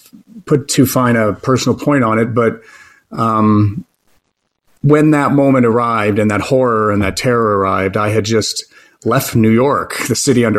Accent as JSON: {"language": "English", "country": "Canada", "moved": "as an adult", "said": "as a Canadian broadcaster"}